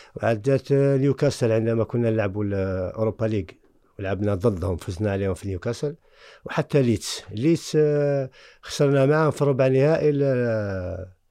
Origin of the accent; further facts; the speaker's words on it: Algeria; moved away as an adult; also born or lived in France; انا من الجزائر مولد الجزائر